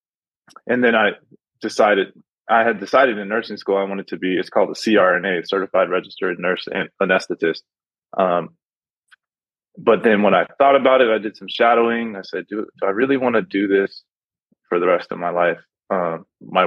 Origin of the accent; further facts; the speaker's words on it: Pasadena, California, United States; also born or lived in Los Angeles; I was born in Los Angeles. I was raised in Pasadena